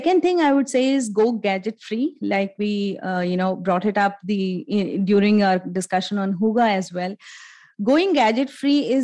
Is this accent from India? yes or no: yes; India; all along as Indian families